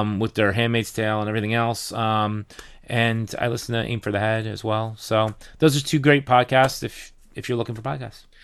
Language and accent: English; New Jersey, United States